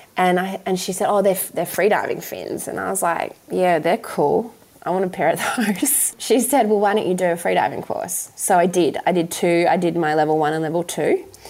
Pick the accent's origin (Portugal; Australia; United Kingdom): Australia; Western Australia; I grew up in West Australia